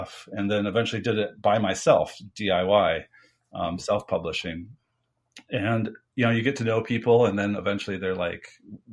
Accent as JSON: {"language": "English", "country": "United States", "said": "I'm from America"}